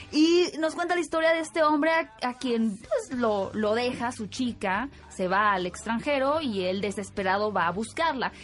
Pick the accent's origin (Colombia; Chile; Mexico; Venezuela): Mexico; Sonora; Sonora, mi tierra natal